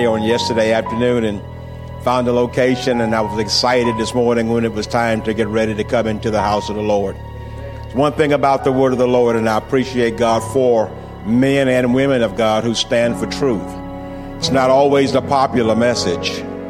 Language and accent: English; Slidell, Louisiana, United States; moved away; also born or lived in Lake Charles, Louisiana; I'm an old Louisiana boy myself. I was raised in Slidell, Louisiana. Amen. I know about, I was lived in Lake Charles up until a few years ago.